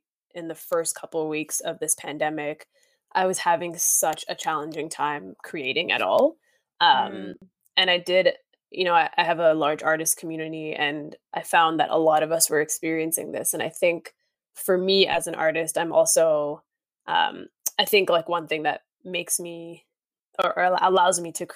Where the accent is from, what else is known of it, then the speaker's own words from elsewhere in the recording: Markham, Ontario, Canada; also born or lived in Thorncliffe Park, East York, Toronto; now in Toronto, Canada; So I grew up in Thorncliffe, which is in East York. And from there we moved to Markham